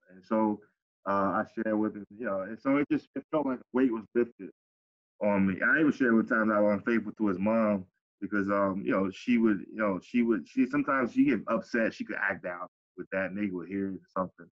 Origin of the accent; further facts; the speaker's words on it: Pompano Beach, Florida, United States; growing up in Cayenne City, Pompano.